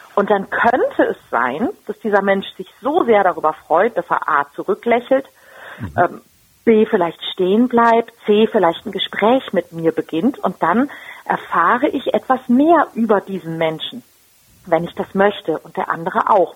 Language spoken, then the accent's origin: German; Germany; bei uns in Deutschland